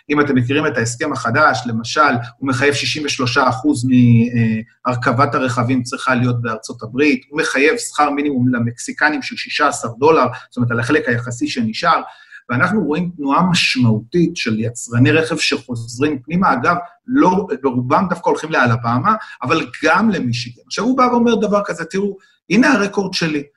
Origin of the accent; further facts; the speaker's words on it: Israel; אני ישראלי